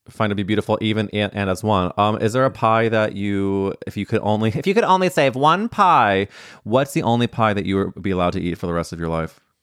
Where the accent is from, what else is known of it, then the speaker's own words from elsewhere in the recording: St. Louis, Missouri, United States; moved away; growing up in Saint Louis Mo